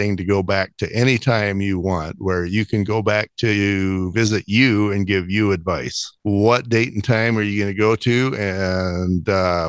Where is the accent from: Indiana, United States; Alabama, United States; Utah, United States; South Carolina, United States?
Utah, United States; I'm from Utah